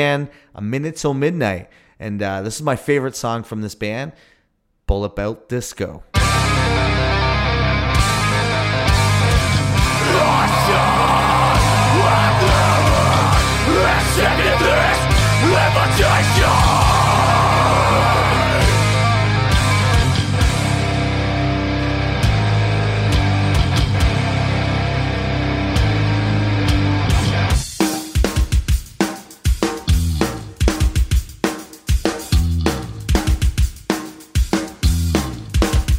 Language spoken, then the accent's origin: English; St. Catharines, Ontario, Canada; when I was growing up in my hometown of St. Catharines.